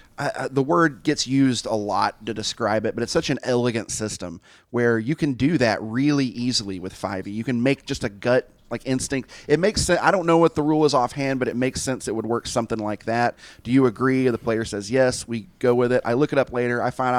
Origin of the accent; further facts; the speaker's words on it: Tennessee, United States; I grew up in Tennessee, and so it's very, very conservative still.